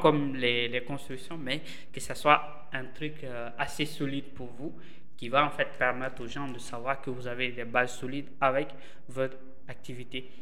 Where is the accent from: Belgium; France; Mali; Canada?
Mali; Bamako; au Mali, chez nous, à Bamako